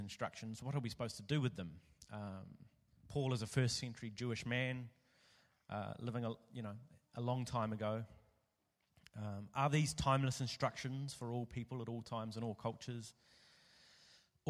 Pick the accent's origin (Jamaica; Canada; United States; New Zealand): New Zealand; now in Melbourne, Australia; I'm from New Zealand.